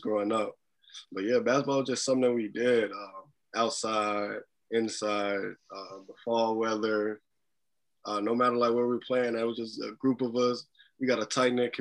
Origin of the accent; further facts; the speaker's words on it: Gary, Indiana, United States; moved away as an adult; also born or lived in Killeen, Texas; now in Des Moines, United States; they were originally from Gary, Indiana. We ended up moving back when I was younger.